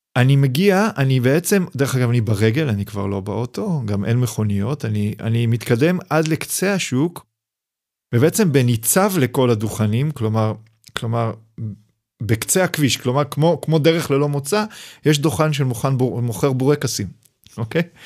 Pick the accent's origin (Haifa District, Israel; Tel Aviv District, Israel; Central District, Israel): Haifa District, Israel; Hadera; now in Mitzpe Ramon, Israel; חדרה זה המקום שבו גדלתי, אני נולדתי בשנות ה-70